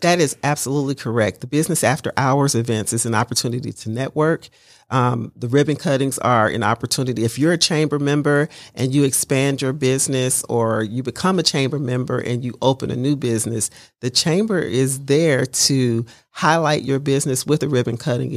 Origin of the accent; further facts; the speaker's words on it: Mobile, Alabama, United States; moved away as an adult; also born or lived in Detroit, Michigan / Cincinnati, Ohio / Dayton, Ohio; I grew up in Mobile, Alabama. I was born in Detroit, Michigan.